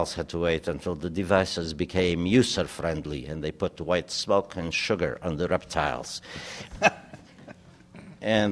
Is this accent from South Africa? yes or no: no; Romania; first language German, Hungarian; English is a second language; moved away as an adult; now in United States; my hometown still smelled like strudel on Sunday. You know, it was a German, old German old town